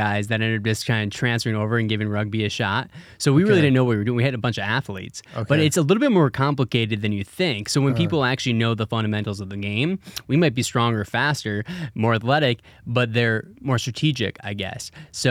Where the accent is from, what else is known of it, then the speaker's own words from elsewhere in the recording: Wisconsin, United States; So I grew up in Wisconsin.